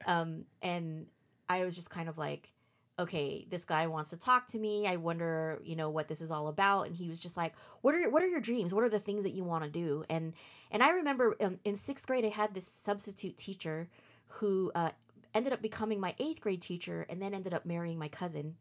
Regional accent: Fremont, California, United States; also born or lived in Redwood City; I was born and raised here. Um, pretty much grew up in the Bay Area all my life

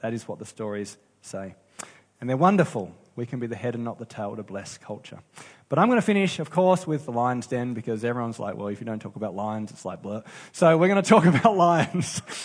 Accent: Australia; I love being an Aussie.

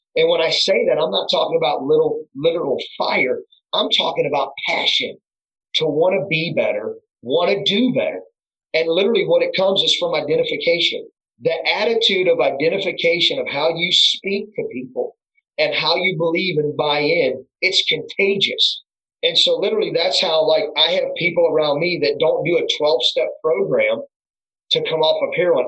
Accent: Crestwood, Ohio, United States; I was born and raised in Crestwood

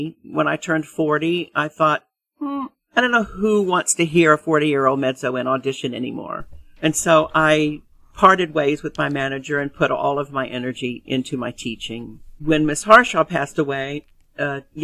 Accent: Atlanta, Georgia, United States; moved away as an adult; also born or lived in San Francisco / Princeton, New Jersey / Indiana; I grew up in Atlanta

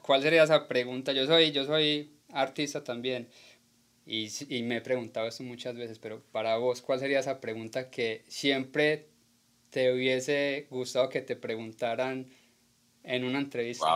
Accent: Colombia; now in United States; como colombianos

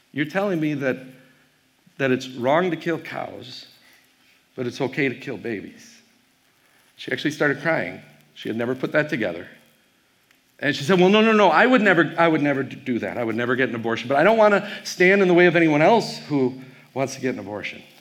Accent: Wisconsin, United States; I am from Wisconsin. I have no problem staying in front of a group of probable Vikings fans.

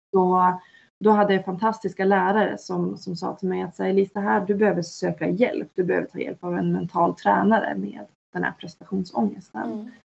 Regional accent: Norrland, Sweden; jag är uppväxt i Norrland

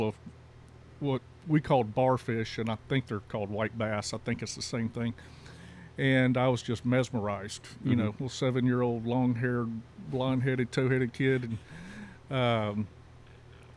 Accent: Louisiana, United States; moved away; also born or lived in Texas; I was born in Louisiana

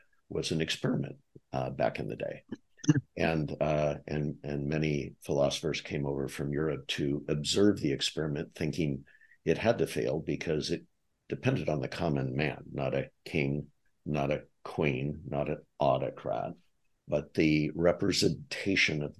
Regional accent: United States; as an American

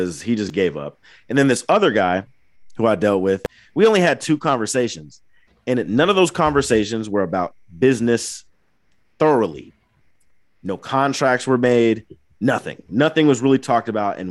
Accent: Angola, Indiana, United States; my hometown

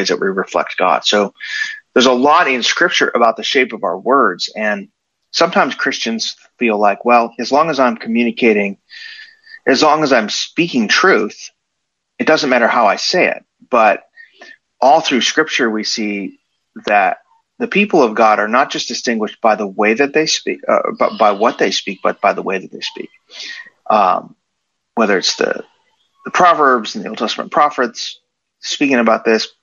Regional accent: Chicago, Illinois, United States; also born or lived in Nashville; now in Texas, United States; I'm originally from the Chicago area

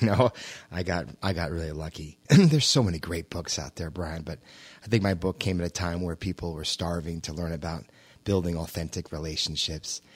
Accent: New York, United States; I was born and raised in New York.

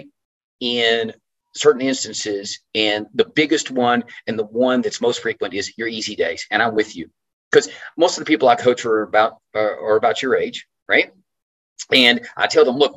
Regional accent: Tyler, Texas, United States; I'm from Tyler, Texas

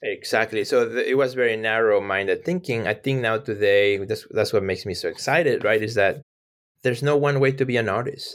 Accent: Mexico; English is a second language; moved away; I grew up in Mexico, so English is my second language.

